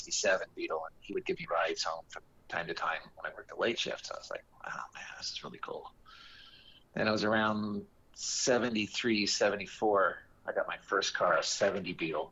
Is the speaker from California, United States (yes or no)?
yes; Santa Ana, California, United States; I'm 67 and I grew up in Santa Ana